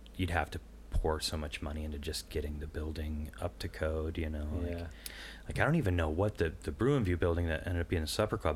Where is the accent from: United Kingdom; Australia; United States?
United States; Illinois; I'm from the Quad Cities